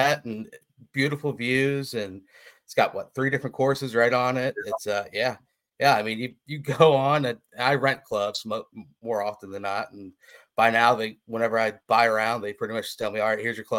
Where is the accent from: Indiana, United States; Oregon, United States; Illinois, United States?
Indiana, United States; Indianapolis; now in Cocoa Beach, United States; I'm from Indianapolis